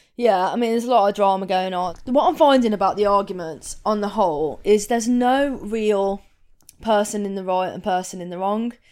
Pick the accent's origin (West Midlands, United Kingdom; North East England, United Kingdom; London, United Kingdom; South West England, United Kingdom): West Midlands, United Kingdom; Coven; also born or lived in Wolverhampton; I grew up in, Br-, in Coven, which is a little village just on the outskirts of Wolverhampton